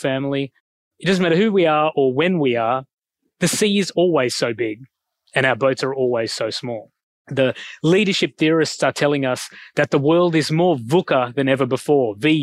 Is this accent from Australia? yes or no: yes; Australia; accent: Australian; moved away as an adult; also born or lived in Sri Lanka / Oxford, United Kingdom / Singapore; now in Sydney, Australia; I get my skin color from Sri Lanka, my accent from Australia